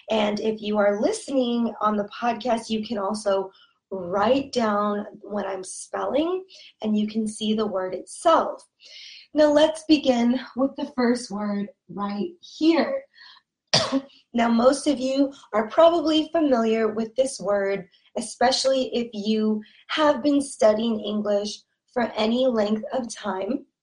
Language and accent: English; California, United States; accent: Californian; pronouncing these words with an accent from California. Okay? And that's good. It's good for you because my accent is very neutral, meaning that everyone can understand my accent.